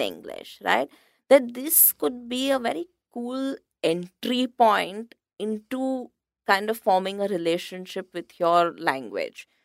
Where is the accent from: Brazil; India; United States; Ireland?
India; also born or lived in London; as an Indian typographer